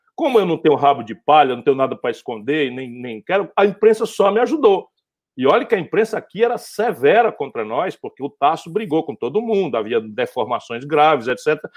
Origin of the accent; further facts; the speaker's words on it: Northeast Region, Brazil; sou do Nordeste